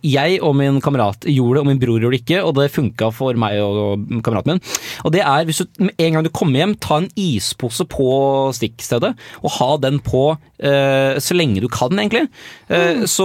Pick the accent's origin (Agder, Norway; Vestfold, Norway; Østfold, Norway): Vestfold, Norway; Tønsberg; Altså, jeg, merker jeg snakket, litt, jeg snakket litt breiere når jeg har vært hjemme